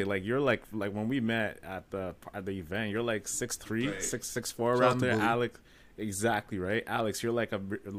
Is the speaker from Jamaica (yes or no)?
no; Sarnia, Ontario, Canada; I grew up in Sarnia, right? Sarnia, Ontario. Only a few black families in the city. And I was expected to be a certain type of guy, like, because I was the only black guy in school.